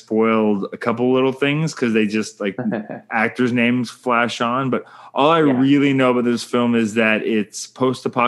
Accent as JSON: {"language": "English", "country": "Canada", "said": "I'm Canadian filmmaker"}